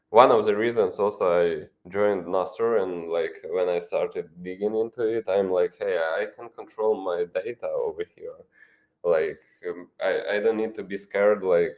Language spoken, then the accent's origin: English; Ukraine; English is a second language; I'm from Ukraine.